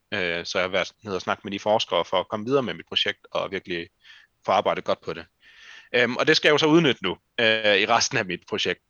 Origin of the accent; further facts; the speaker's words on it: Randers, Central Denmark Region, Denmark; moved away as an adult; now in Aarhus, Denmark; at flytte fra Randers, hvor jeg kommer fra, til Aarhus